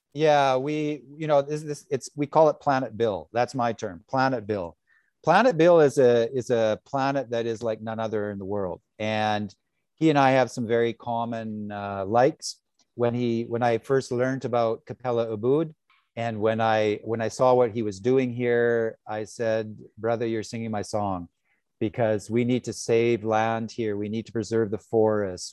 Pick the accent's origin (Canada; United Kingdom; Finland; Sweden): Canada; British Columbia; now in Bali, Indonesia; I'm from British Columbia